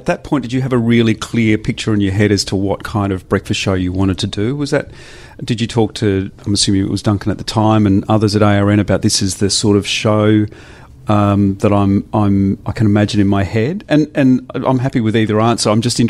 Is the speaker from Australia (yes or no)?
yes; Adelaide, South Australia, Australia; moved away; we were from Adelaide.